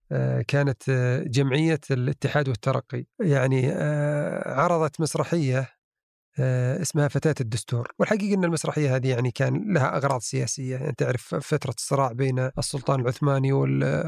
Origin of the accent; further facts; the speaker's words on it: southern Saudi Arabia, Saudi Arabia; عندنا في الجنوب